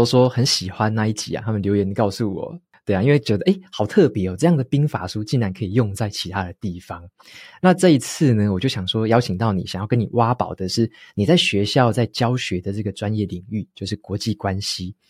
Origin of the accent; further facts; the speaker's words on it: Taiwan; 我们身为台湾人